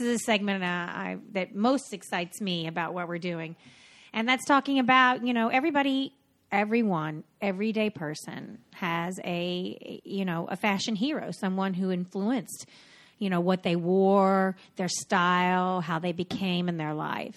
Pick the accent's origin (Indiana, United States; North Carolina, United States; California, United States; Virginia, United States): North Carolina, United States; now in New York, United States; I'm from North Carolina